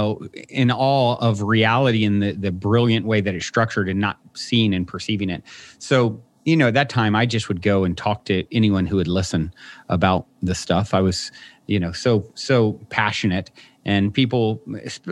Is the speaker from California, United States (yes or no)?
no; Virginia, United States; I was raised in Virginia on the East Coast